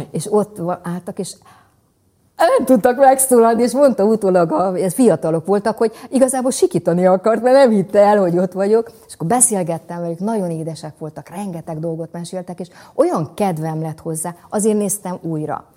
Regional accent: Somogy, Hungary; mind a ketten somogyiak vagyunk

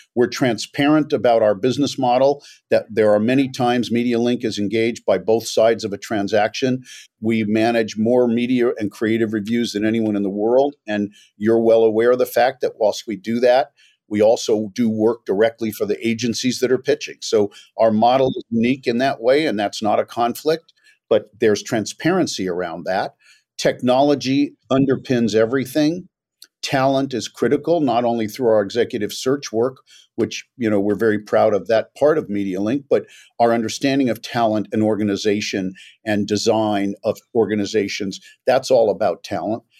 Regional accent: Los Angeles, California, United States; also born or lived in New York; I was born in New York but grew up in Los Angeles

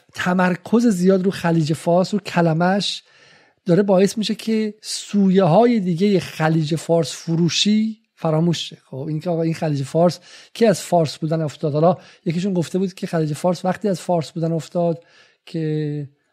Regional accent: Iran; ما در ایران بزرگ شدیم

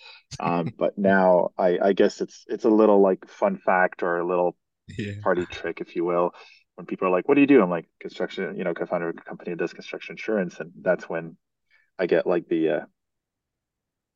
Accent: Canada; So I grew up in Canada, went to school in Canada, and right outside of Toronto, I studied psychology and economics.

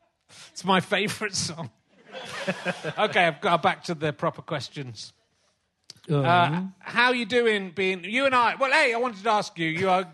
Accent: Somerset, South West England, United Kingdom; also born or lived in Yorkshire; But I'm from Somerset

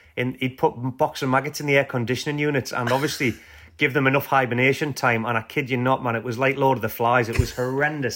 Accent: Whitley Bay, North East England, United Kingdom; I'm from Whitley Bay

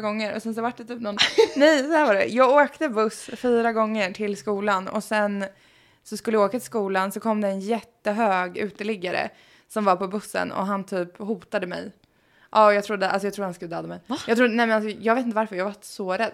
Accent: Sweden; moved away as an adult; now in Los Angeles, United States; Jag var hemma i Sverige för första gången på fyra år

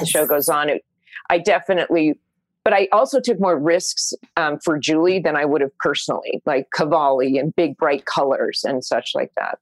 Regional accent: Orange County, California, United States; I grew up in Orange County

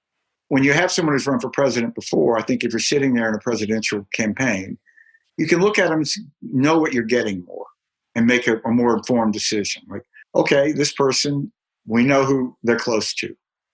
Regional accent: Jackson, Mississippi, United States; And a lot of those were held in Jackson then, where I grew up.

